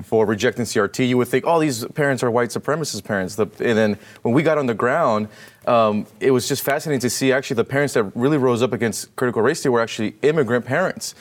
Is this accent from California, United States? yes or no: yes; California, United States; I'm from California